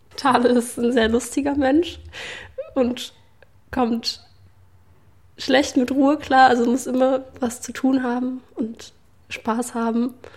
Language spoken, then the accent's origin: German; Leipzig, Saxony, Germany